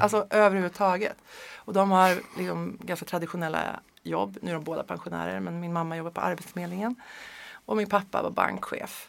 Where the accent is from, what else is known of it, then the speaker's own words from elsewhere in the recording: Sweden; also born or lived in Örebro / Strömstad / Hammarö, Värmland; now in Stockholm, Sweden; Jag är född i Örebro faktiskt. Men ja. jag är verkligen inte uppväxt där. Jag, vet det, jag är uppväxt i Strömstad på västkusten och i, på Hammarö utanför Karlstad.